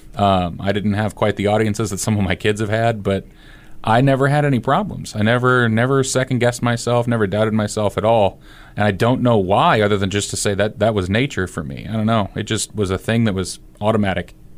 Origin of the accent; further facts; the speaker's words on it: Fremont, Nebraska, United States; growing up in Fremont, Nebraska